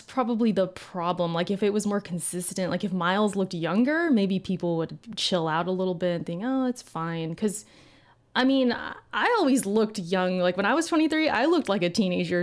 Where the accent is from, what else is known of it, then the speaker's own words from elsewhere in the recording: California, United States; I've lived in Cali my whole life